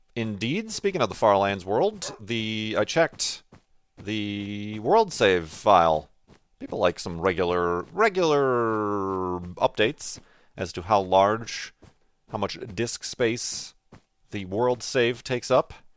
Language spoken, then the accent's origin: English; Chicago, Illinois, United States; now in Arizona, United States; I live away from my hometown. Originally from the Chicago area, but now out here in Arizona